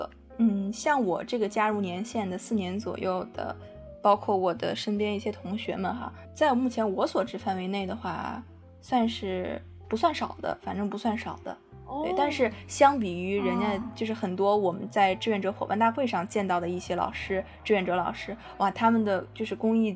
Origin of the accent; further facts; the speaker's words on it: Hebei, China; moved away as an adult; also born or lived in Jiangsu; 我家是河北的，上学在江苏